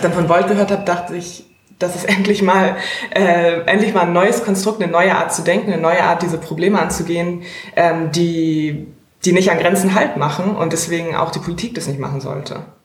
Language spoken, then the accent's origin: German; Hamburg, Germany; also born or lived in Maastricht / Italy / Hungary / Spain; ich bin zwar in Hamburg geboren, aber in Europa aufgewachsen